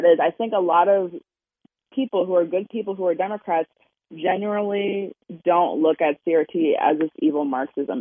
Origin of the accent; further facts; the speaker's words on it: Maryland, United States; I'm from Maryland, so it's more blue than Virginia for sure